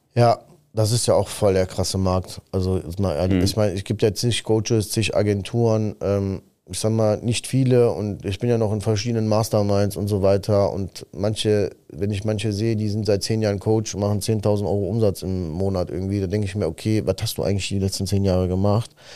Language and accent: German; Sicily, Italy; moved away; ich komme ja aus Sizilien und ich sag mal, 1990, äh, da waren wir in Sizilien, haben dort gelebt